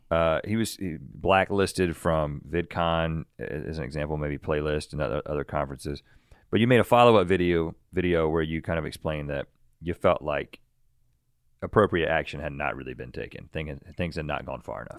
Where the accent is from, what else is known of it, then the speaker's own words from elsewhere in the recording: North Carolina, United States; mid 30s, maybe even older than that now, growing up in North Carolina and surrounded by tobacco fields